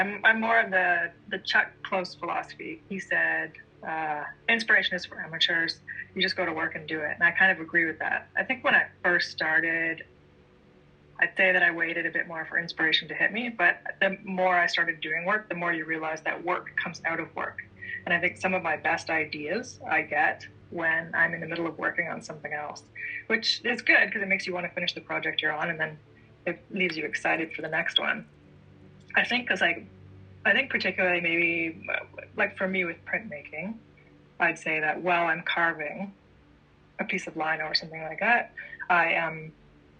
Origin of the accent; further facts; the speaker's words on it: Ontario, Canada; being from Ontario and being Canadian